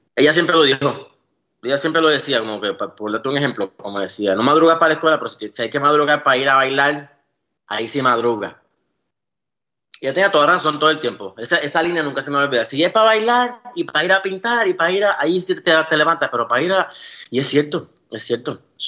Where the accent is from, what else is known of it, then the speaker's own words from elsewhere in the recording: San Juan, Puerto Rico; moved away as an adult; now in Las Vegas, United States; yo nunca me fui de Puerto Rico